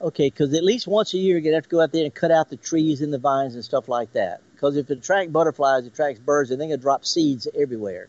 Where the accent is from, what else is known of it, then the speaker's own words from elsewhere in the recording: the Mississippi Delta, United States; I was raised in the Delta.